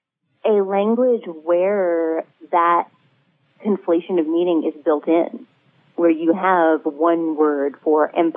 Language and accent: English; New York City, New York, United States; born there; also born or lived in Turkey / Canada / Sweden; I'm Jewish. I was born in New York City. I've lived in a lot of places. And I think of myself as an American